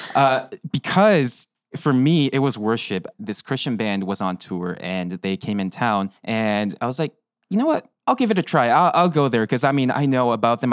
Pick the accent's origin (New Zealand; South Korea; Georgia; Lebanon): South Korea; moved away; I'm from South Korea